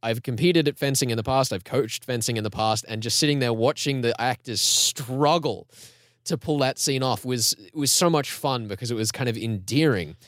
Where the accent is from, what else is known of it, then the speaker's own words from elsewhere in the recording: Australia; respectable Australian citizens